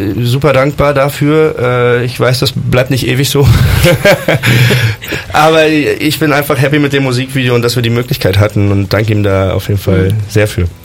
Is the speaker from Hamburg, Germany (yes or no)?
no; Bonn, North Rhine-Westphalia, Germany; ich komme aus Bonn